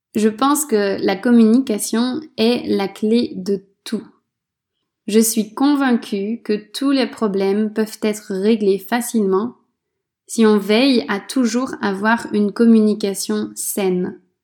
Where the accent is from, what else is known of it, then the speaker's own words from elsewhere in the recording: France; moved away as an adult; Depuis que j'ai quitté la France